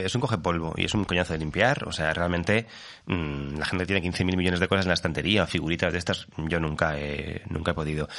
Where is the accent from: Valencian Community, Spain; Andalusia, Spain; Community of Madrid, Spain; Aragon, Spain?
Valencian Community, Spain; Alicante; moved away; also born or lived in Fuenlabrada; Y yo soy alicantino